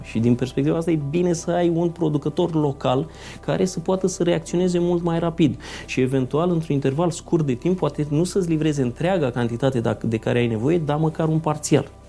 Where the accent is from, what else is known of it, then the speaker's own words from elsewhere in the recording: Brașov area, Brașov County, Romania; moved away as an adult; also born or lived in Craiova, Romania; now in Iași, Romania; Deci eu provin din zona Brașovului, dar m-am născut la Craiova